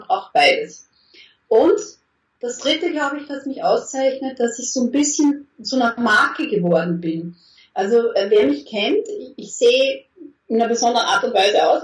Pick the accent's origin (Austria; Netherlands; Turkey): Austria; moved away as an adult; now in Germany; vorher in Österreich, ich bin Österreicherin und dann in den letzten sieben Jahren in Deutschland